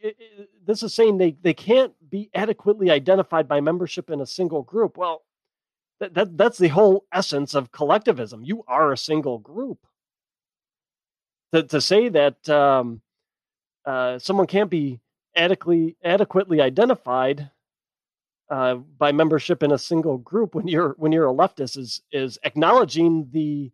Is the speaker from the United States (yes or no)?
yes; United States; My identity lies in the fact that I am an American